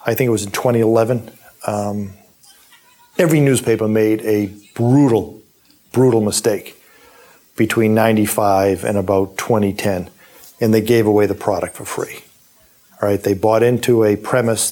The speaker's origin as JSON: {"language": "English", "town": "Weymouth", "region": "Massachusetts", "country": "United States", "tie": "born or raised there", "said": "I ran for office in my hometown of Weymouth"}